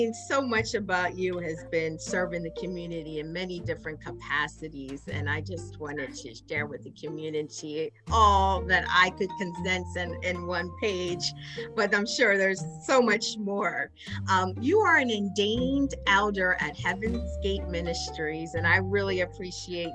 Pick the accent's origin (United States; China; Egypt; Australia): United States; Wilmington, Delaware; we're both from Wilmington, right? We grew up here.